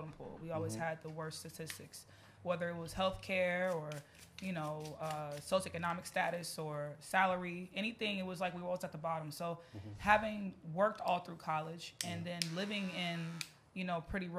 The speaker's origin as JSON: {"language": "English", "town": "Chicago", "region": "Illinois", "country": "United States", "tie": "born or raised there", "said": "I am from Chicago. I was born in Chicago, the south side of Chicago"}